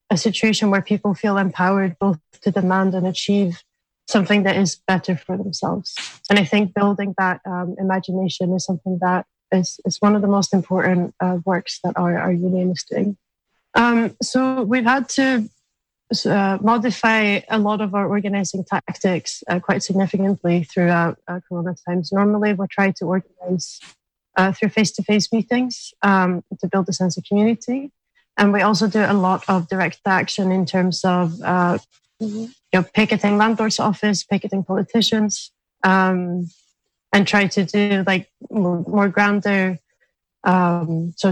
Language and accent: English; Sweden; now in Scotland, United Kingdom; I'm originally from Sweden, and um, in Sweden we have quite a well established tenants union. Um, so it was quite surprising to me to come to Scotland